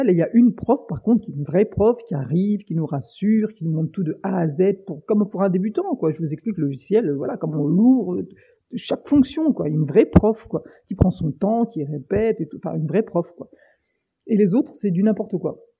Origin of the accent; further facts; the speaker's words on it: France; Et donc bah voilà, on est français, on est râleur, la moyenne d'âge c'est 20 ans.